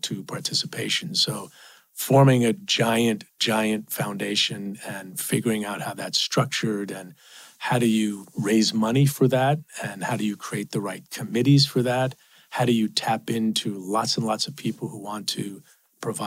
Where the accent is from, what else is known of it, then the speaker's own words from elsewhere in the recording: New York City, New York, United States; I grew up in Queens, five people in a two-bedroom apartment